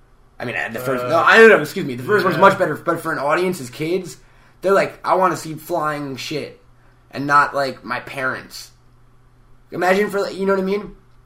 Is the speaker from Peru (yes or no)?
yes; Peru; English is a second language; But in my native language, it's eh.